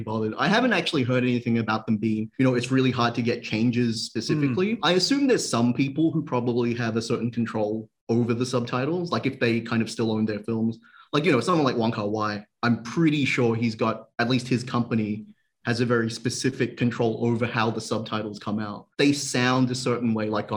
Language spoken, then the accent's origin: English; Australia; I grew up in Australia, but I've always spoken Cantonese at home